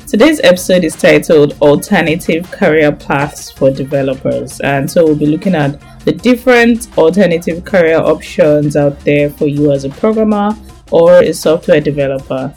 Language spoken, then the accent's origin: English; Nigeria; Nigeria, my home country